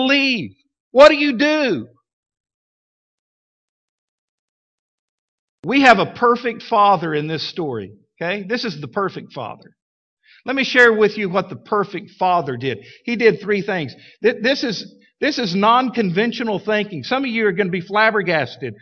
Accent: Midland, Texas, United States; now in Fort Smith, United States; when I was growing up in Midland, Texas. I was like 7 years old

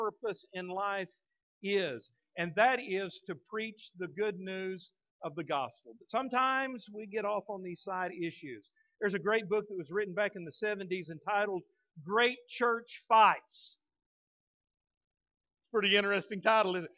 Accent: Texas, United States; now in Fort Smith, United States; I'm a Texan through and through. I love the state of Texas. I just I'm proud to be a Texan

